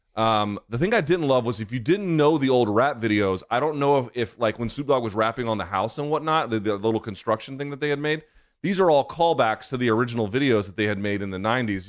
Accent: South Georgia, United States; I grew up in South Georgia

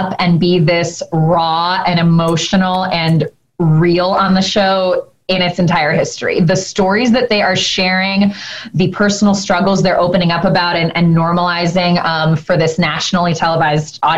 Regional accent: Chicago, Illinois, United States; moved away as an adult; now in California, United States; we're both from Chicago

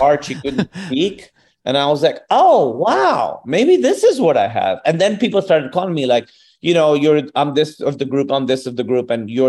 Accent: Pakistan; accent: Pakistani; moved away as an adult; also born or lived in Chicago, United States; I always was bilingual, but I had a thicker accent, a thicker Pakistani accent.

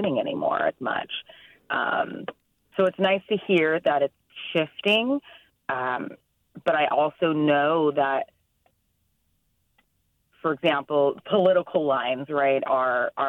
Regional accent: Inland Empire, California, United States; also born or lived in Rancho Cucamonga / Fontana; now in San Francisco, United States; I grew up in the Inland Empire, the IE, as we also called it

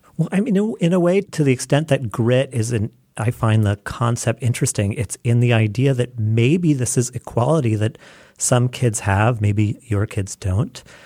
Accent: United States

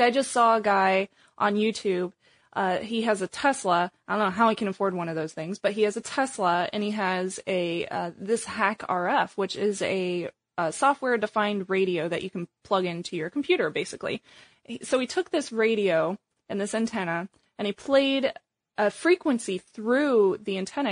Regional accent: Missouri, United States; now in Bay Area, United States; I grew up in Missouri

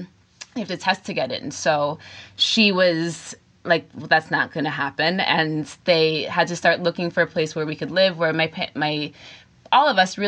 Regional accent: Catskill Mountains, upstate New York, United States; moved away; also born or lived in Bronx, New York City; my parents are from the Bronx, and I say that because I grew up in the Catskill Mountains in upstate New York. And it's important to say that because I grew up in a very, very small town, in a town of 600 people. And we were the only family of color.

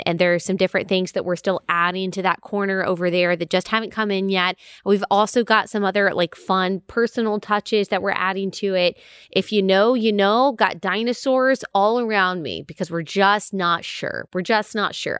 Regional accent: Texas, United States; I grew up in Texas, so we've got some odes to Texas also

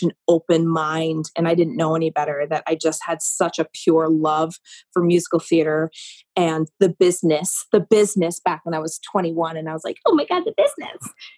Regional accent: Maine, United States; I was considered a local because, right, I was from Maine.

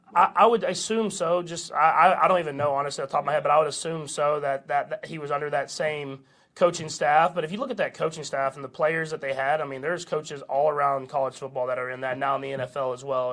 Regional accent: Tyler, Texas, United States; moved away; my home state

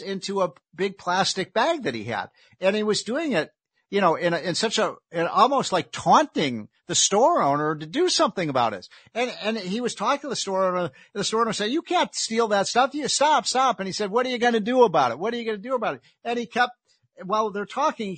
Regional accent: Chicago, Illinois, United States; I'm from Chicago

